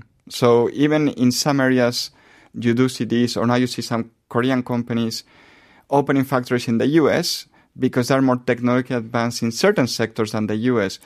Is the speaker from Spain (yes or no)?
yes; Spain; moved away as an adult; I come from Spain mm-hmm. originally